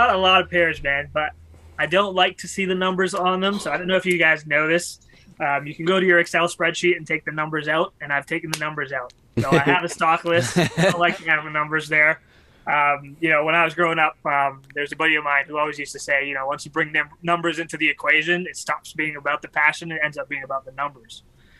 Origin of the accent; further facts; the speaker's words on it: Canada; I was from Canada